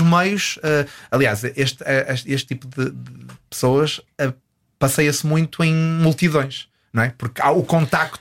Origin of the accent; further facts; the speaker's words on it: Porto, Norte, Portugal; moved away as an adult; tenho muitas saudades de Portugal, especificamente do Porto, de onde eu, de onde eu sou